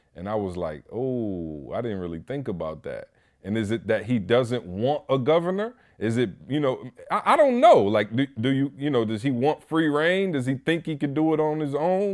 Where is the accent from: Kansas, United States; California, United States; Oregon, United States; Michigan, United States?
Michigan, United States; Lansing; in Lansing, Michigan, my hometown